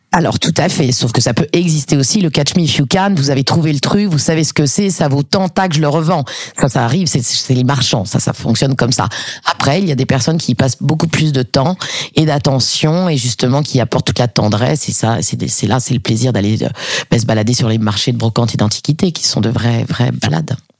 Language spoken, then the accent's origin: French; Paris, Île-de-France, France; now in Montpellier, France; j'ai grandi à Paris avec euh, avec ma mère